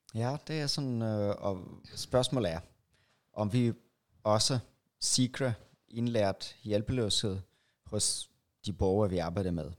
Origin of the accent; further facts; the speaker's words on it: Russia; now in Denmark; jeg er fra Rusland